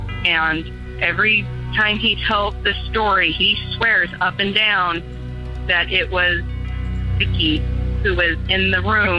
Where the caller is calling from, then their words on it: Seattle, Washington, United States; I'm from Seattle, Washington